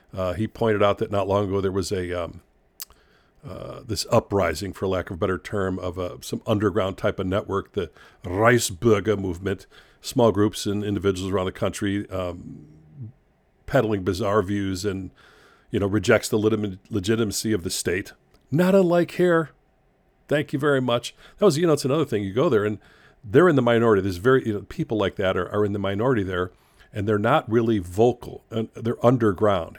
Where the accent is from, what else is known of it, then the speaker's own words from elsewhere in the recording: United States; also born or lived in Chicago; as an American